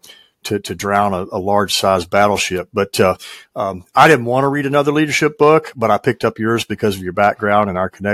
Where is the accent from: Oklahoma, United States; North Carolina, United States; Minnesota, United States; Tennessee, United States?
Tennessee, United States; West; also born or lived in Jackson, Tennessee / Memphis, Tennessee; I was raised in West Tennessee, still live there.